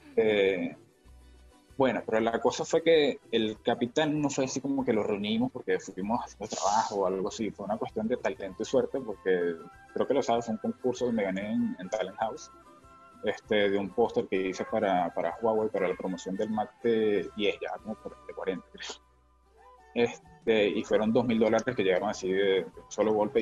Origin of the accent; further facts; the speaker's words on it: San Fernando de Apure, Apure, Venezuela; moved away as an adult; now in Lima, Peru; Vengo de San Fernando de Apure, Venezuela, al sur de Venezuela, este pueblo llanero